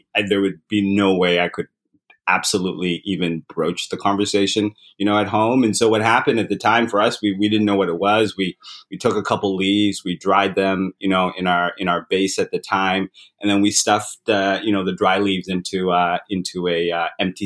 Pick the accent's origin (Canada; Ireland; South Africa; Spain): Canada; London, Ontario; moved away as an adult; also born or lived in Uganda / Zimbabwe / England; now in Toronto, Canada; we immigrated to Canada when I was still fairly young, grew up in London, Ontario.